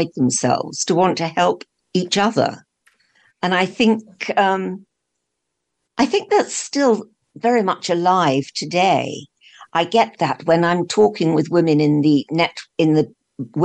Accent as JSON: {"language": "English", "region": "London", "country": "United Kingdom", "tie": "born or raised there", "said": "I was brought up in London"}